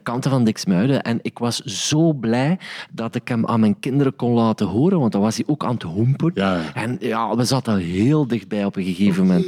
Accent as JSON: {"language": "Dutch", "town": "Sint-Niklaas", "region": "Flanders", "country": "Belgium", "said": "de plaats waar ik vandaan kom, in Sint-Niklaas"}